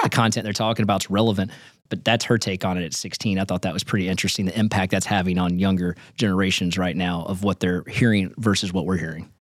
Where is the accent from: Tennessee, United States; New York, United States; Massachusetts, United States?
Tennessee, United States; Nashville; I'm from Nashville, born and raised